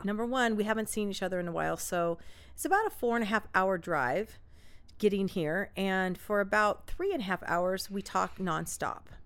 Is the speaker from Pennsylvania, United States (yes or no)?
no; Orange County, California, United States; we're from Orange County